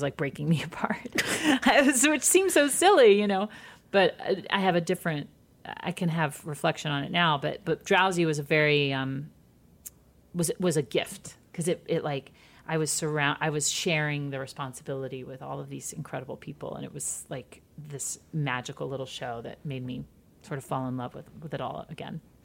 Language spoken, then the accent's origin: English; Midwest, United States; I'm from the Midwest too